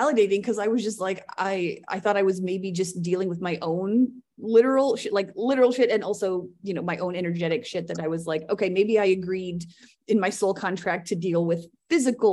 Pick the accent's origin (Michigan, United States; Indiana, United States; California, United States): Indiana, United States; Richmond; moved away as an adult; also born or lived in Seattle, Washington / Missoula, Montana; Richmond, Indiana, which is where I live now, my hometown